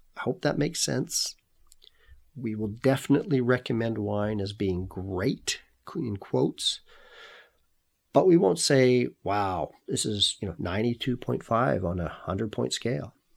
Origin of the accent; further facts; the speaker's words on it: Canada; also born or lived in Kelowna, British Columbia; I'm Canadian. I now live and work in Kelowna